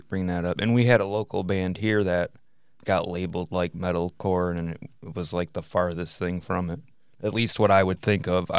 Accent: Michigan, United States; I guess maybe it's because we're from Michigan

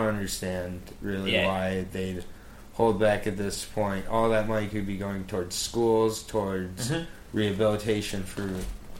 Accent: Michigan, United States; moved away as an adult; now in Washington, D.C., United States; I'm from Michigan, where I had my medical marijuana card from my sophomore year of college.

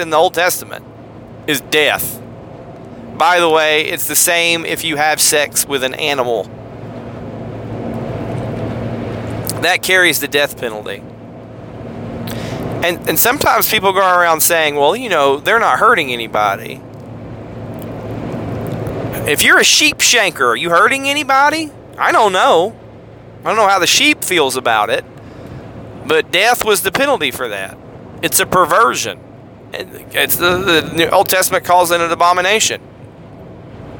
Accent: United States; As American Christians

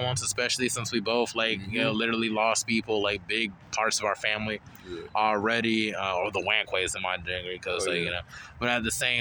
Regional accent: Charlotte, North Carolina, United States; we grew up in Charlotte for, like, a while

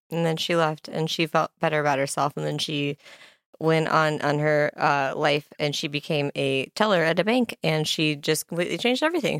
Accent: Kearney, Nebraska, United States; my hometown, Kearney, Nebraska

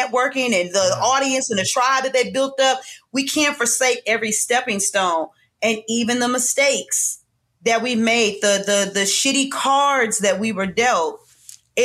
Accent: St. Louis, Missouri, United States; I'm from St. Louis

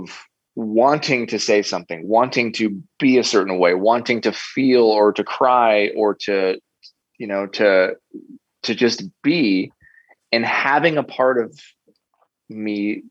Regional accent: United States; growing up in America

